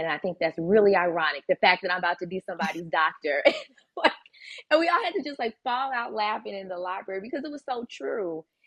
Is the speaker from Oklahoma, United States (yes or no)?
no; Chicago, Illinois, United States; we grew up in Chicago.